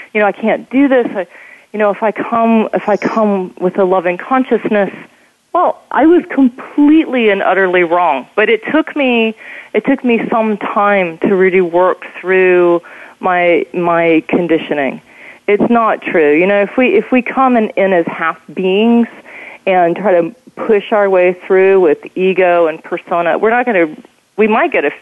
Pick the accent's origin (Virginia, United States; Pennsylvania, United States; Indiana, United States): Virginia, United States; moved away; also born or lived in London; I'm from Virginia. We were given a land grant supposedly in 1668